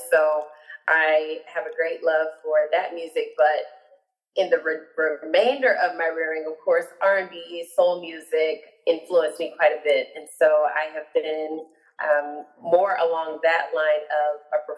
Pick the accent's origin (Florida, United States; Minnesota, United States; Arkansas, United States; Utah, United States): Florida, United States; Orlando; I'm actually from Orlando, Florida, born, raised, and educated, as I tell everyone. Um, my family, my parents are, are were born in Georgia, but migrated down to Orlando um, before I was born.